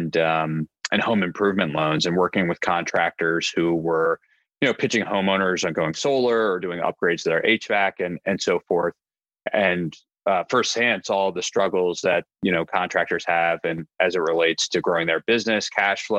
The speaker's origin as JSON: {"language": "English", "town": "Annapolis", "region": "Maryland", "country": "United States", "also_born_or_lived": "Delaware / San Francisco", "moved": "as an adult", "said": "I am originally from Annapolis, Maryland"}